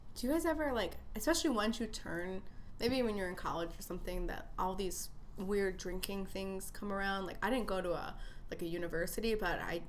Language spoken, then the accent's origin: English; Chicago, Illinois, United States; born and raised in Chicago